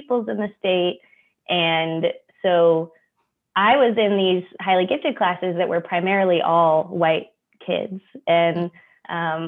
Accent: Anchorage, Alaska, United States; moved away as an adult; also born or lived in Norway; I was born and raised in Anchorage, Alaska, which is the biggest city in the state

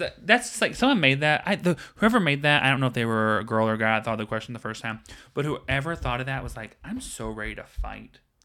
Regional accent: the South, United States; now in Los Angeles, United States; I'm from the South

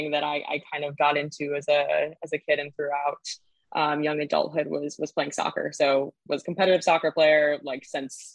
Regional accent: Southern California, United States; moved away as an adult; now in Boston, United States; I'm originally from Southern California, but came out here for school and went to Northeastern and then just ended up staying after college.

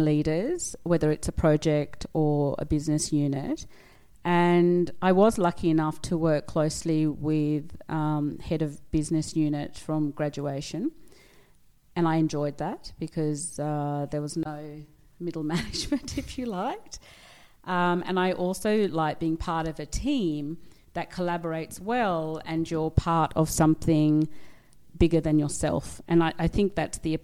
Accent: Australia; also born or lived in Sri Lanka / near the Scottish border, United Kingdom / London, United Kingdom / Sydney, Australia; now in Italy; I am Australian, born in Sri Lanka, migrated to the UK when I was about three, grew up near the Scottish border, went to school in both London and up near the Scottish border, and then my family migrated to Australia in 1977 when I was almost 9 years old.

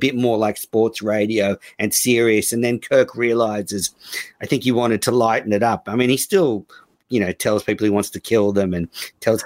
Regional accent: Australia; I'm Australian

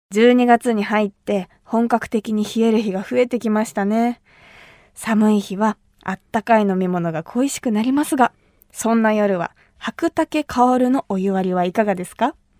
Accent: Kumamoto, Japan; 私が生まれ育った熊本

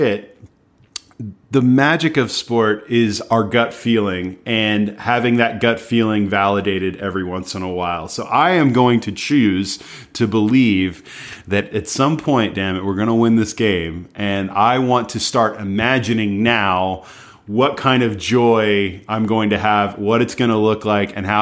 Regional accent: United States; as an American

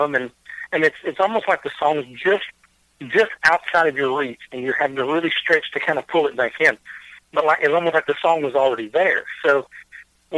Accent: Waverly, Tennessee, United States; born and raised out here

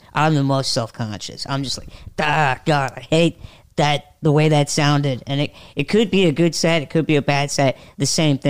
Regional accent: Fort Wayne, Indiana, United States; He did kind of a DIY show in my hometown in Fort Wayne.

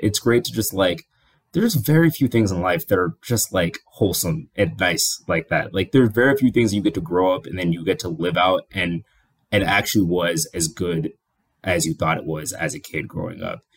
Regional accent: Kenya; I'm Kenyan

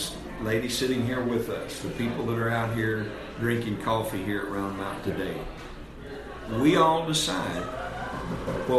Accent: Supply, Arkansas, United States; also born or lived in Pocahontas, Arkansas; Actually, a little town. I was way in the country. Supply, Arkansas.

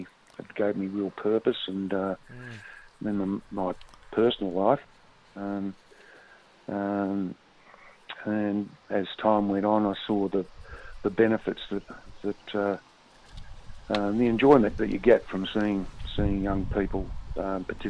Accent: Melbourne, Victoria, Australia; I grew up around the Bentley area in Metro Melbourne

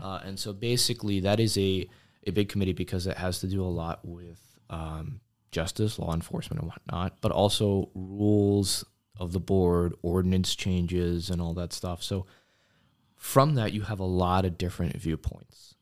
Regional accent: Washington, District of Columbia, United States; moved away as an adult; now in Oshkosh, United States; I was actually born, and my two sisters, they were born in the DC area, but I've been coming up to this area in one way or another since I was a baby.

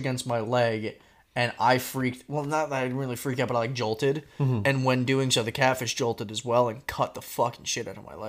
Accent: Florida, United States; moved away; I grew up in Florida fantastic.

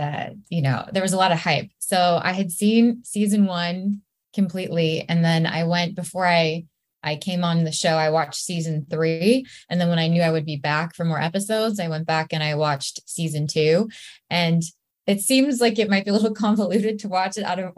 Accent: East Bay, San Francisco Bay Area, California, United States; now in Los Angeles, United States; I grew up in the East Bay in the Bay Area in San Francisco

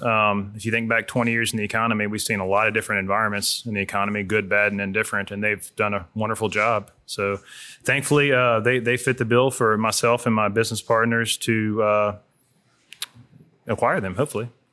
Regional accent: Hammond, Louisiana, United States; I grew up in Hammond, Louisiana down the road

